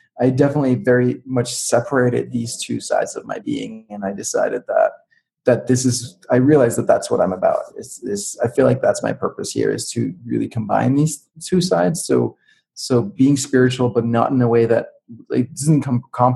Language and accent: English; Denmark; I grew up in Denmark, and I grew up with computers and software